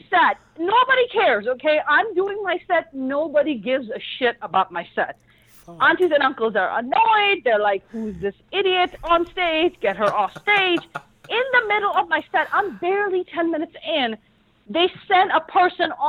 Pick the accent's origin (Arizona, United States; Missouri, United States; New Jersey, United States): New Jersey, United States; Jersey City; I don't forget where I come from, okay? I don't forget that I came from Jersey City.